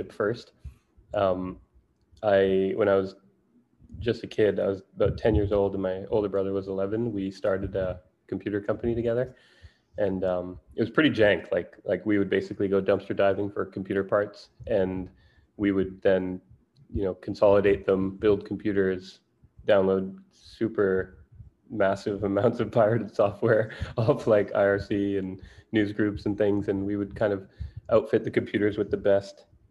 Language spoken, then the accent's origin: English; Jamaica; moved away; I grew up in Jamaica in the Caribbean